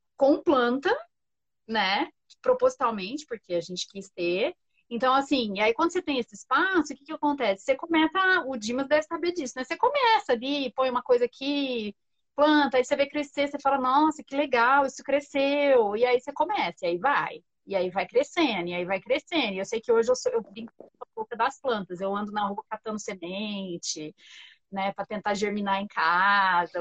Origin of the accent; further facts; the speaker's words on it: Franca, São Paulo, Brazil; accent: caipira; now in São Paulo, Brazil; eu cresci no interior, eu cresci em Franca